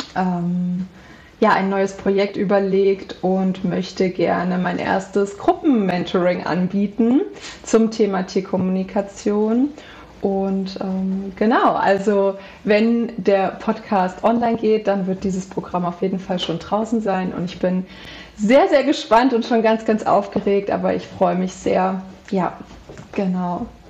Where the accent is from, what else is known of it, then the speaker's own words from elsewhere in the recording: Central Hesse, Germany; ich komme aus Mittelhessen, aus einem kleinen, ähm, kleine, aus einer kleinen Stadt